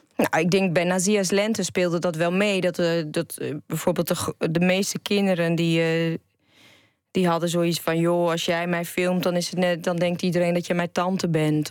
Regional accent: Enschede, Overijssel, Netherlands; ik ben een eh, tukker. Want ik ben geboor, geboren en getogen in Enschede.

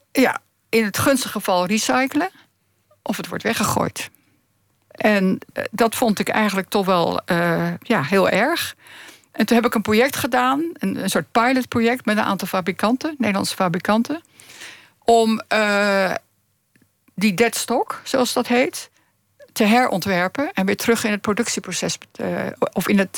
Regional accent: Zoetermeer, South Holland, Netherlands; moved away; also born or lived in The Hague / Friesland; Ik ben geboren in Zoetermeer.

